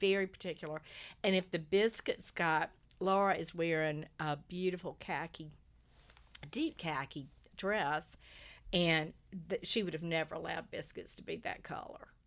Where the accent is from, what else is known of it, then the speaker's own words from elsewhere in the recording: Lumberton, North Carolina, United States; I grew up in Lumberton, North Carolina, which is a little tobacco town about an hour